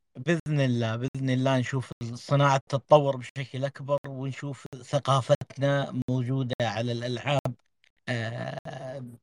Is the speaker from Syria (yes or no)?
no; Saudi Arabia; لنا كسعوديين